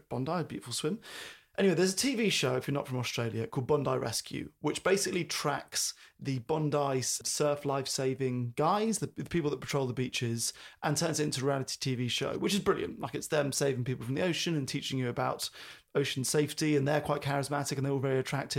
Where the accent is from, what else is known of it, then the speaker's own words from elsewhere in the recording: London, United Kingdom; even growing up in London